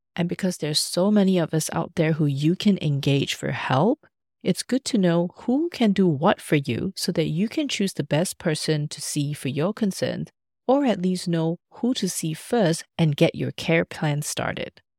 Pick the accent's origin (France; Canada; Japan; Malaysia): Malaysia; also born or lived in Australia; now in Germany; Back in my home country, Malaysia